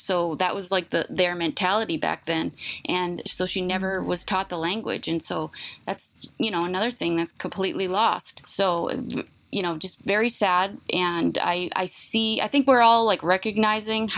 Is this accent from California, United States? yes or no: no; Indian Island, Deer Isle, Stonington area, Maine, United States; also born or lived in Bangor, Maine; I'm from Indian Island. That's where my whole family is from.